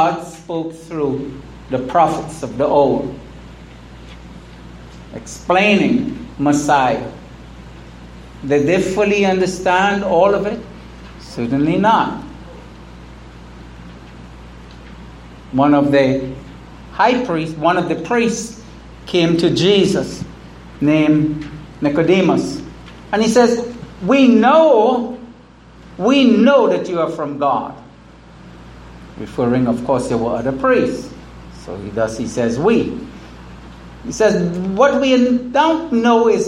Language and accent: English; United States; the United States, my home country, here in St. Martin